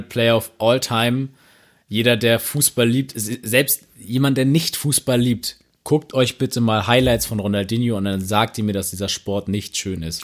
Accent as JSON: {"language": "German", "region": "Hamburg", "country": "Germany", "said": "ich einfach erwähnen als Hamburger"}